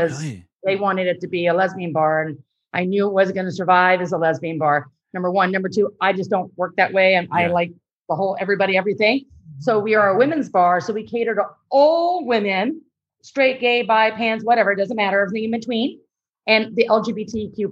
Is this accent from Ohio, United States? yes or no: no; LA, Riverside, Orange County, California, United States; moved away as an adult; also born or lived in Los Angeles; now in San Diego, United States; I grew up in LA, Riverside, Orange County, and then moved here about 20 years ago.